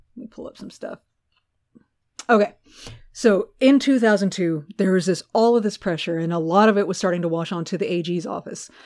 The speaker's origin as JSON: {"language": "English", "region": "Texas", "country": "United States", "tie": "born or raised there", "said": "love my home state so much"}